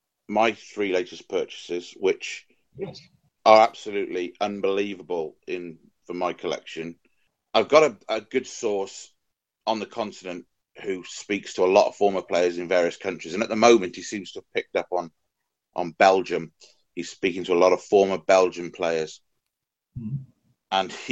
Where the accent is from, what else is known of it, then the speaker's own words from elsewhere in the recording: Wales, United Kingdom; Don't think you can really get much better than that, really, as a Welshman.